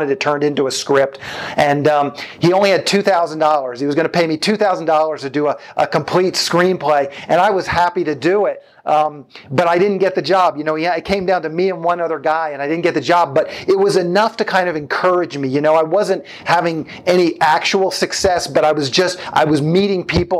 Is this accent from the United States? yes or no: yes; Annapolis, Maryland, United States; moved away as an adult; now in Los Angeles, United States; I grew up on the East Coast of the United States, Annapolis, Maryland, to be specific.